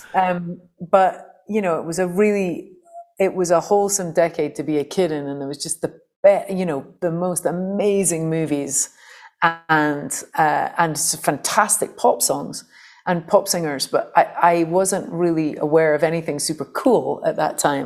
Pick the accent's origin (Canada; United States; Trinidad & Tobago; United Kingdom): United Kingdom; St Andrews, Scotland; a very kind of anarchic punk folk scene in Fife, where I grew up in Scotland